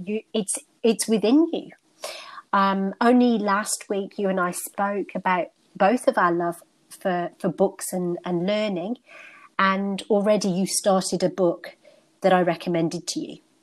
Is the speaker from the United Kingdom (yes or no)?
yes; United Kingdom; born and bred in the United Kingdom, and my ancestry is North Indian